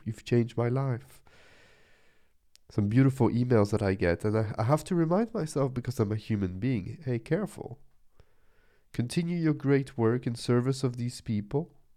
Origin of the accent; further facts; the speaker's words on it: Nice, Provence-Alpes-Côte d'Azur, France; I'm from the beach, I'm from the sea, I'm from Nice in the south of France